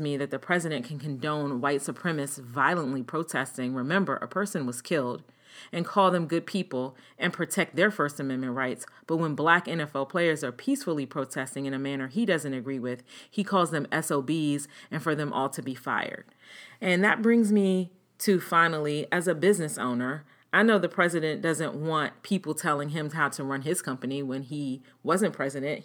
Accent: United States

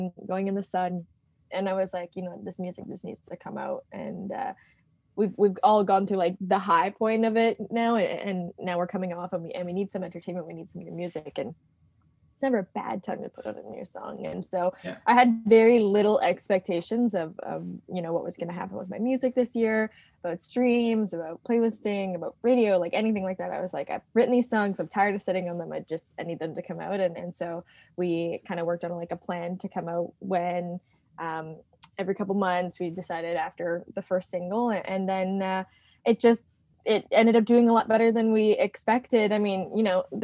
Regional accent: Canada; I'm from Canada

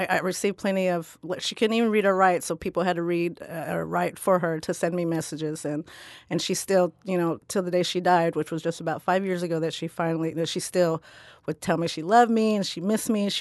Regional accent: Midwest, United States; also born or lived in Philippines; I grew up on the Ohio River with my American family

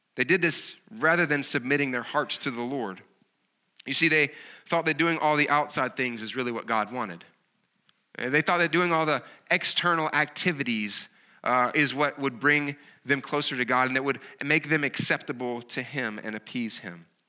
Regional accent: the South, United States; accent: Southern; as you can kinda tell from my accent, I'm not, I have a, a Southern kind of accent

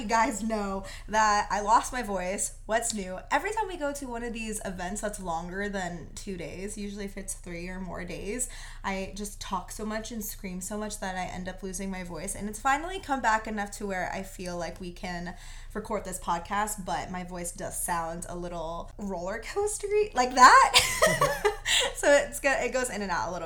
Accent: Texas, United States; we're from Texas

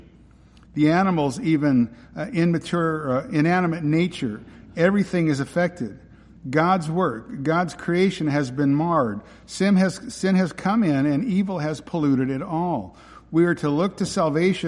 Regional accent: West Coast, United States; moved away; I grew up on the West Coast

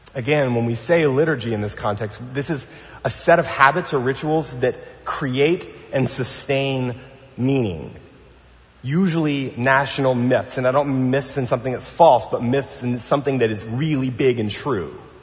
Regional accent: New Orleans, Louisiana, United States; now in Pasadena, United States; I'm from New Orleans

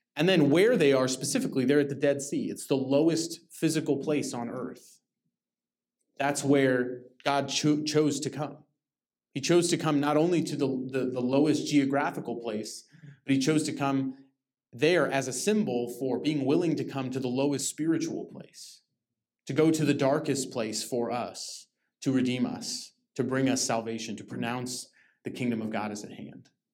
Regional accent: Lake Arrowhead, California, United States; I grew up in Lake Arrowhead in the mountains

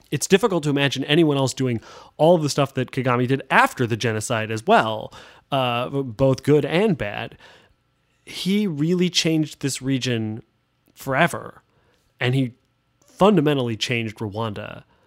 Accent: United States; I, am American

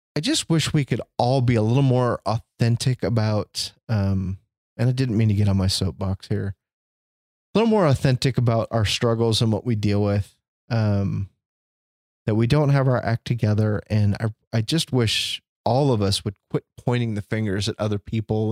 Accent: Chicago, Illinois, United States; moved away; I was born in Chicago. I grew up White Sox fan. My family's from the South Side

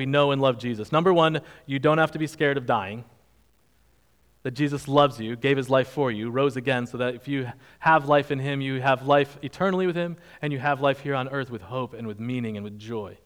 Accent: Northeast, United States; moved away as an adult; also born or lived in Virginia; I grew up mainly in the Northeast

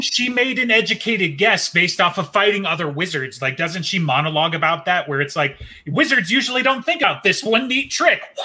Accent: United States; We're American nerds.

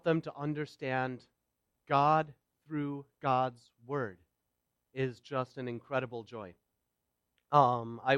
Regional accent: Wauwatosa, Wisconsin, United States; also born or lived in Stoughton, Wisconsin; now in Waukesha, United States; I live in Waukesha. I was born in Stoughton, raised in Wauwatosa, and moved over the country a number of times, but I seem to keep coming back around here

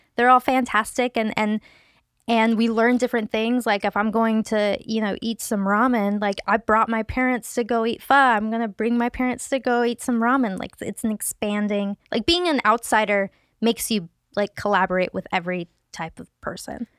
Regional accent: Seattle, Washington, United States; moved away as an adult; now in Los Angeles, United States; growing up in Seattle, uh, I grew up in one of the most diverse zip codes in the nation

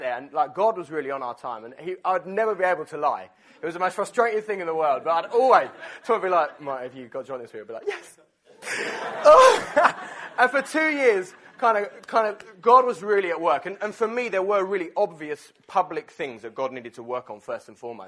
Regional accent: Essex, East of England, United Kingdom; my church where I grew up in Essex

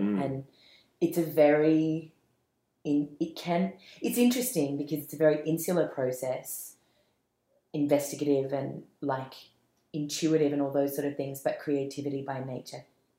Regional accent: Malaysia; born there; I was born in Malaysia. My mom's Malay Chinese, and my dad's Irish Australian.

